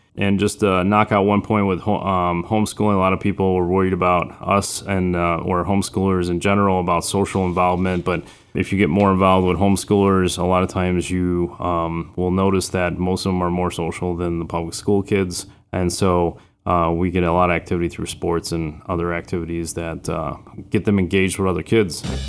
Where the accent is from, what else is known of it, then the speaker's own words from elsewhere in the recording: Chicago, Illinois, United States; also born or lived in Florida; I'm originally from Florida, but I was raised on the south side of Chicago